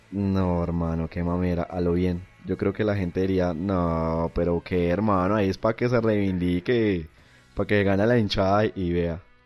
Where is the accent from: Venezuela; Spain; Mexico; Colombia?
Colombia; yo como colombiano no me siento representado por ellos